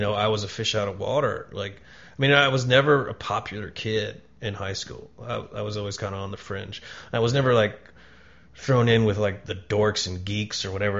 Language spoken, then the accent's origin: English; Falls Church, Virginia, United States; also born or lived in Atlanta, Georgia; Home was Falls Church, Virginia